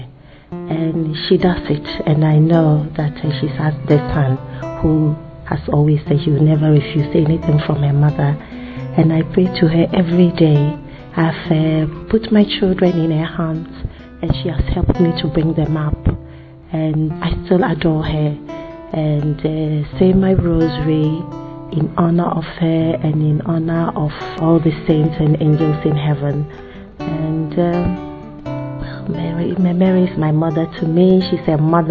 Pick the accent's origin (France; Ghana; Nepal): Ghana; I come from Ghana